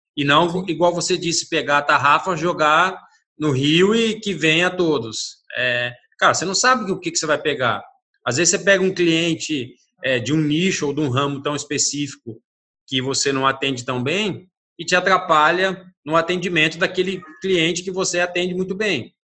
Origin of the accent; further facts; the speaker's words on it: Brazil; eu sou brasileiro